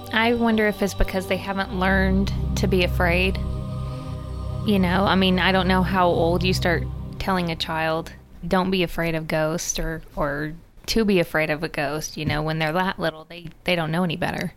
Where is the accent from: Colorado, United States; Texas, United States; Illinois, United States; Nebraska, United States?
Texas, United States; growing up in Texas